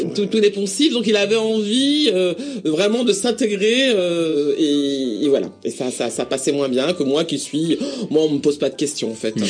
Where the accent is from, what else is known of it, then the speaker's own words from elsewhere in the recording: Paris, Île-de-France, France; accent: Parisian; mon accent parisien